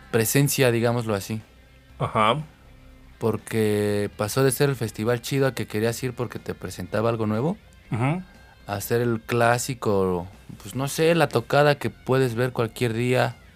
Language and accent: Spanish; Defeños, Mexico City, Mexico; nosotros que somos de aquí